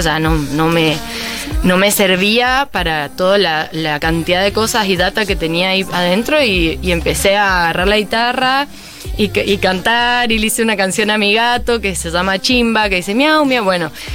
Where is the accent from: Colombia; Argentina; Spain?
Argentina; Mendoza; moved away; Mendoza siempre va a estar ahí porque es como mi, mi tierra